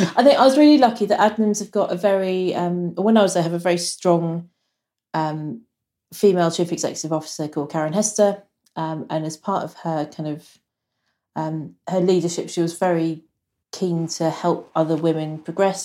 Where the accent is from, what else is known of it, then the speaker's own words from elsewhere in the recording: Suffolk, East of England, United Kingdom; now in Wokingham, United Kingdom; I grew up in Suffolk